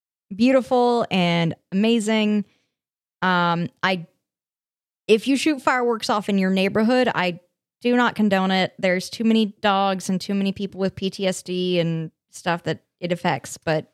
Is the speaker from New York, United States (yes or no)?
no; Colorado, United States; growing up in Colorado.